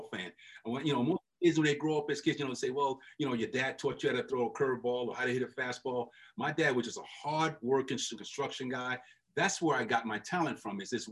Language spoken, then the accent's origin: English; New York City, New York, United States; also born or lived in Holly Hill, South Carolina; we moved to New York when I was like, Danny, I was about 6 months old